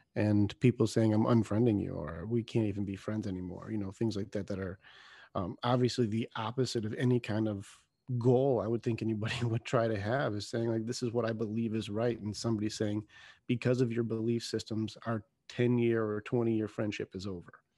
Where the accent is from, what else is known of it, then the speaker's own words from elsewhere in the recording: United States; we're American